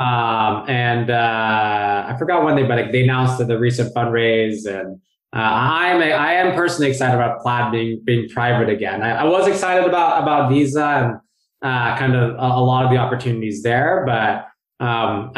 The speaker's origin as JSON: {"language": "English", "area": "Bay Area", "region": "California", "country": "United States", "tie": "born or raised there", "also_born_or_lived": "New York City / San Francisco", "moved": "as an adult", "said": "I grew up in the Bay Area, but then went to school on the East"}